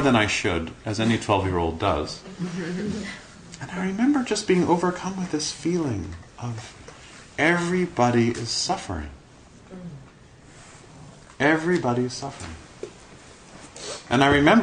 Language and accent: English; Toronto, Ontario, Canada; spent the rest of my time growing up in Kensington Market